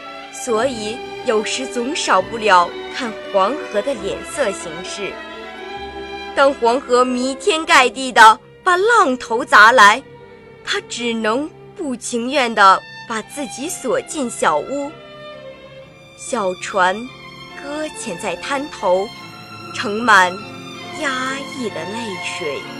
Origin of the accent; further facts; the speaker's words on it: Renqiu, Hebei, China; 我是来自河北省任丘市的一名高中生，